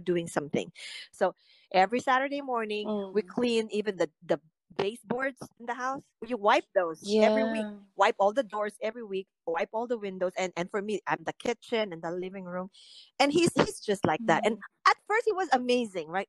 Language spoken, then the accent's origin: English; Philippines; now in United States; I grew up in the Philippines